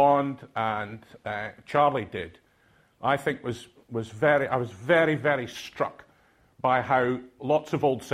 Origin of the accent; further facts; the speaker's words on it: Aberdeen, Scotland, United Kingdom; accent: Doric; first language Doric; English is a second language; moved away; I'm from Aberdeen. I didn't speak English when I went to university. I spoke Doric